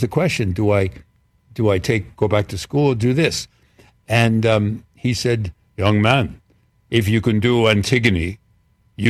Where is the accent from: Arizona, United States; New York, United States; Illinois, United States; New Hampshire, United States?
New York, United States; as a New Yorker, I didn't root for the Giants or the Jets